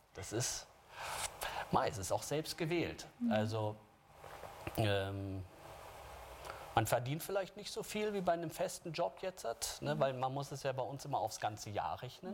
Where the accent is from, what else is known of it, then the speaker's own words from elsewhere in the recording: Munich, Bavaria, Germany; als Münchner